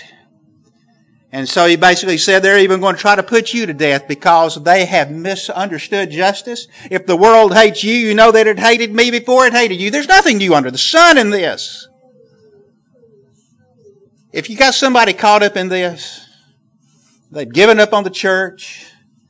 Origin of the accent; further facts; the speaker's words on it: the South, Southern United States, United States; accent: southern; my southern accent